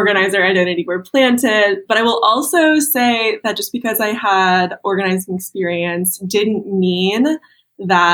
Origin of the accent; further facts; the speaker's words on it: Texas, United States; also born or lived in Boston, Massachusetts; I am from Texas